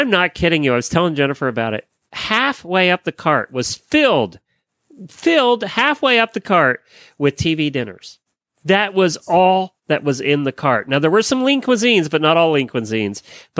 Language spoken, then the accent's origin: English; Pennsylvania, United States; now in Florida, United States; See, we were soda in Pennsylvania.